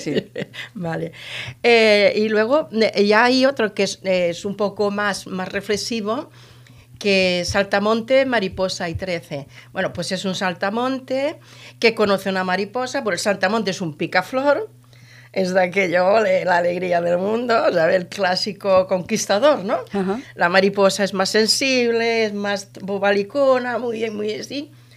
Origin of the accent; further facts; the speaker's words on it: Andalusia, Spain; soy de un pueblo del sur, de, de la provincia de Almería, de marineros